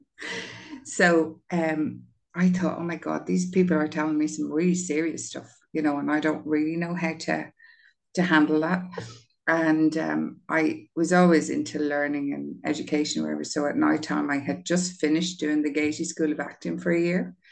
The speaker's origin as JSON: {"language": "English", "town": "Dublin", "region": "Leinster", "country": "Ireland", "tie": "born or raised there", "said": "I grew up on Grand Canal Street beside Lansdowne Road"}